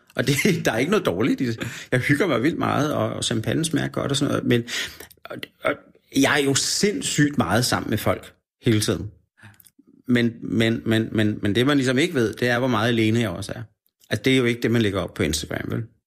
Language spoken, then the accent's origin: Danish; Denmark; also born or lived in Australia; når jeg var fra Danmark